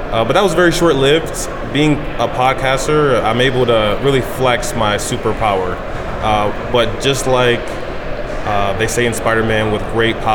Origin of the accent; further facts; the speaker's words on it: Odenton, Maryland, United States; now in Austin, United States; my my parents and I, well, more so me, I'm from Maryland originally.